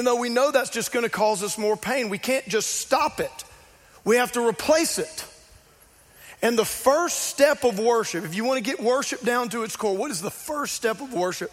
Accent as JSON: {"language": "English", "region": "South Louisiana", "country": "United States", "tie": "born or raised there", "said": "I grew up in South Louisiana."}